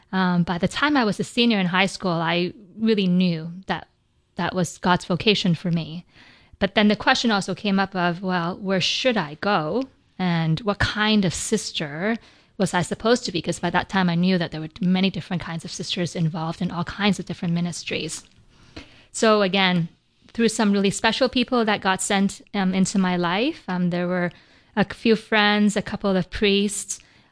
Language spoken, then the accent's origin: English; Vancouver, British Columbia, Canada; I grew up in Vancouver, British Columbia, so they would come down to Vancouver.